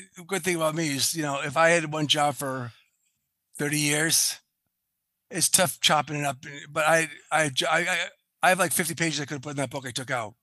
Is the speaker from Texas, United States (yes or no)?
no; Boston, Massachusetts, United States; I'm from Boston, so I use Patriots